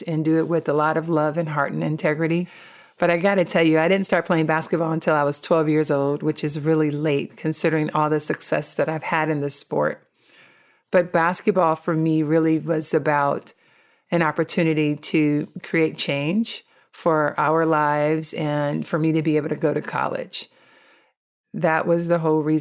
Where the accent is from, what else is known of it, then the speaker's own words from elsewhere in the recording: Compton, California, United States; I grew up in Compton, California